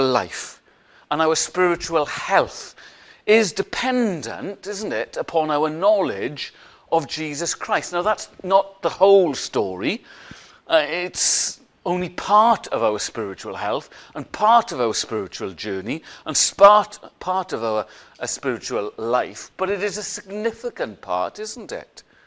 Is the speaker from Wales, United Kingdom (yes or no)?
yes; Welsh, Wales, United Kingdom; we're Welsh